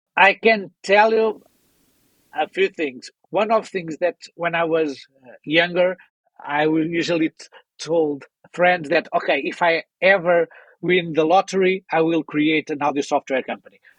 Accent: Portugal; I'm someone coming from Portugal

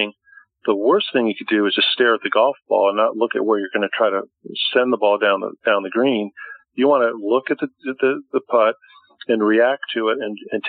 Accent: Connecticut, United States; now in Boca Raton, United States; my home state of Connecticut

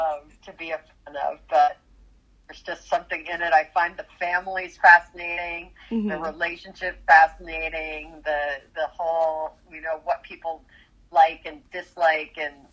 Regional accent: New York, United States; now in Los Angeles, United States; and I'm from New York, but I've been living in Los Angeles for decades, and so I miss New York, and it feels like being home, and they feel like my people

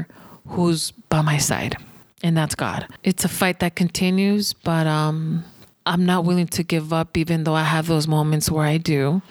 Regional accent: United States; I'm an American citizen and I'm a proud American.

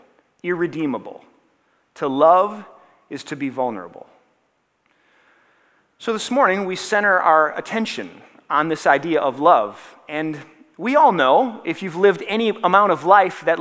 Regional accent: Minnesota, United States

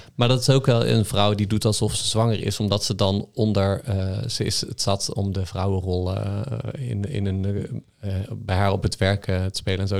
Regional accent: North Brabant, Netherlands; ik kom uit Brabant

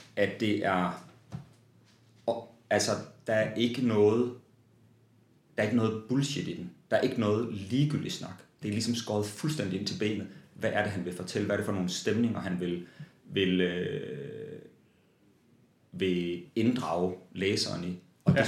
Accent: Vesthimmerland, North Denmark Region, Denmark; jeg voksede op i Vesthimmerland

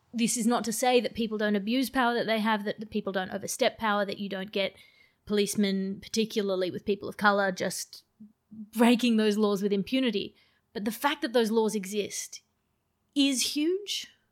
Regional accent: Sydney, New South Wales, Australia; accent: Australian; moved away; also born or lived in United Kingdom; I sound very Australian

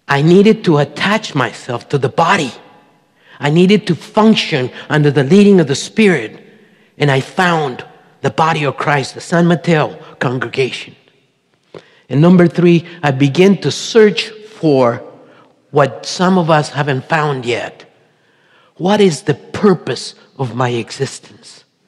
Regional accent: Colombia; moved away; also born or lived in Marin County, California; I was born in Colombia, South America, the youngest of a family of 10

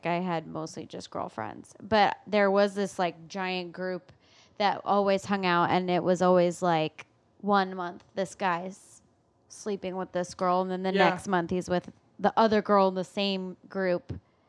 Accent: Michigan, United States; moved away; I'm from Michigan.

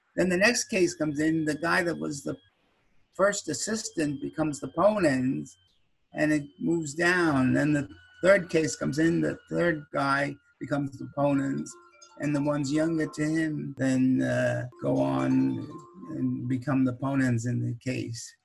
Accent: Huntington, New York, United States; Huntington, Long Island, that's my hometown

